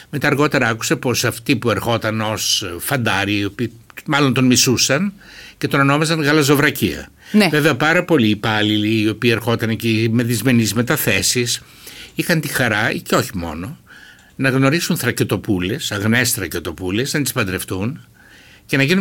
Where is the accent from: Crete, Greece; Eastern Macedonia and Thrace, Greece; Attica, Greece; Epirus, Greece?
Eastern Macedonia and Thrace, Greece; Alexandroupoli; moved away as an adult; Γεννήθηκα το 1947, είμαι 74 χρονών. Γεννήθηκα στην Αλεξανδρούπολη, στο νοσοκομείο Αλεξανδρούπολεω ε, και έζησα περίπου 18 χρόνια στην Αλεξανδρούπολη.